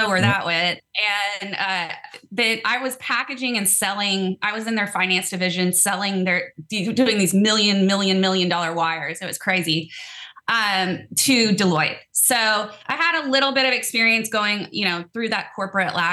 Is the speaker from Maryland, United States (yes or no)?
no; College Station, Texas, United States; also born or lived in Austin, Texas; I was born in Austin. My dad went to UT Austin. I was raised in College Station